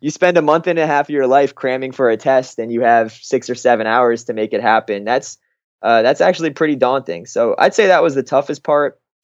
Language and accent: English; Fort Lauderdale, Florida, United States; moved away as an adult; also born or lived in Massachusetts; I grew up in Fort Lauderdale my entire life from, you know, when I was born till eighteen years old